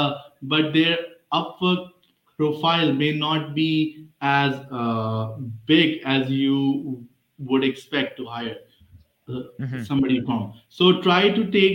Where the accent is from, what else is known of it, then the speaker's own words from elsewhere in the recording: Pakistan; moved away as an adult; now in United States; my hometown is Pakistan